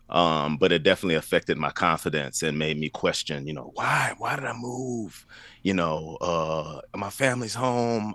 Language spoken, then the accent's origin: English; Baton Rouge, Louisiana, United States; moved away as an adult; now in Nashville, United States; I am from Baton Rouge, Louisiana